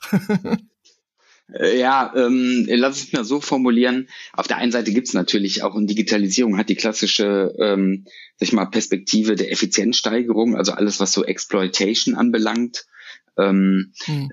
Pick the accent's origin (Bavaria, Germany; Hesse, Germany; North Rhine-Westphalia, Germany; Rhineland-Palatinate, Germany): North Rhine-Westphalia, Germany; Düsseldorf; Ich bin eine Düsseldorfer Junge, ich bin in Düsseldorf geboren, aufgewachsen und äh, habe es äh, aus Gründen auch nicht rausgeschafft aus der Stadt